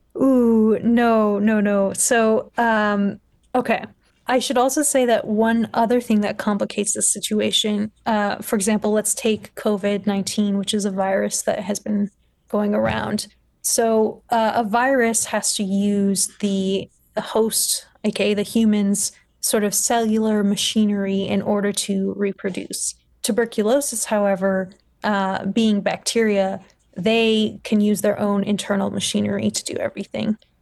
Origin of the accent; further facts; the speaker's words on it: Los Angeles, California, United States; moved away as an adult; also born or lived in Scotland; I grew up in Los Angeles, uh, California